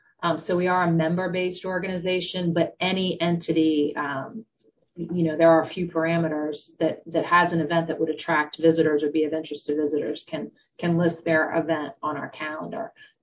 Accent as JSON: {"language": "English", "region": "Southern Delaware", "country": "United States", "tie": "born or raised there", "lives_now": "Wilmington, United States", "said": "So I am originally from Southern Delaware."}